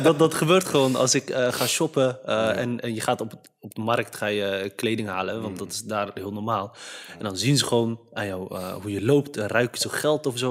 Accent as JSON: {"language": "Dutch", "country": "Netherlands", "tie": "born or raised there", "said": "vanuit de Nederlandse cultuur waarin ik ben opgegroeid, via school en eh, omgeving"}